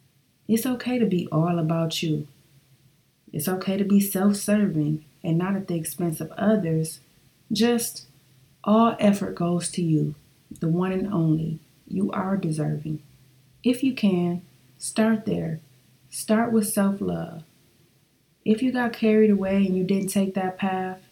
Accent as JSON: {"language": "English", "town": "Flint", "region": "Michigan", "country": "United States"}